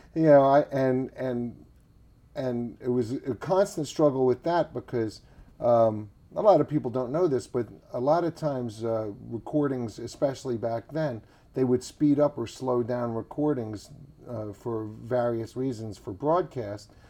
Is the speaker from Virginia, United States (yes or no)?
yes; Richmond, Virginia, United States; also born or lived in New Jersey; now in Nashville, United States; I grew up in Richmond, Virginia